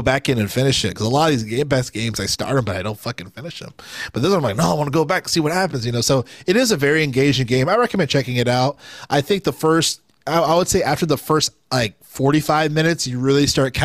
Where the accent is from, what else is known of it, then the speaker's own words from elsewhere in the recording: United States; as like an American player